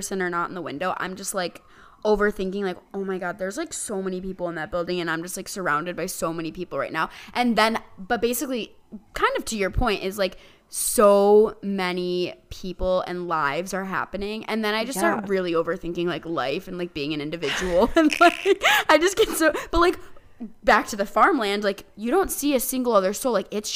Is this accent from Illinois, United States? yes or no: yes; Naperville, Illinois, United States; now in Los Angeles, United States; I'm from Naperville and Chicago